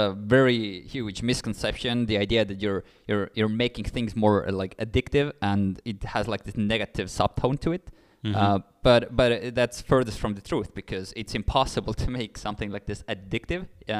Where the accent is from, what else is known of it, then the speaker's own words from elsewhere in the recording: Pärnu, Pärnu County, Estonia; also born or lived in Nigeria; Born and raised in a small city of Pärnu.